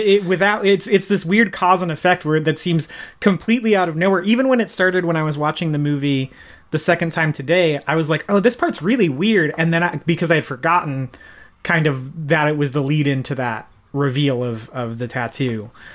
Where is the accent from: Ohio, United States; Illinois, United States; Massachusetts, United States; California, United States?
California, United States; Bakersfield; I'm from Bakersfield, California